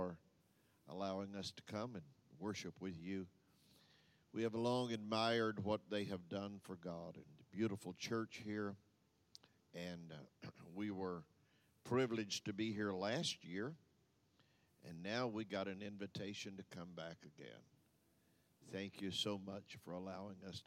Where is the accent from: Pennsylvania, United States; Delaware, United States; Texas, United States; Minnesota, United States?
Texas, United States; moved away; also born or lived in Louisiana / Michigan / Tampa, Florida; I'm from Texas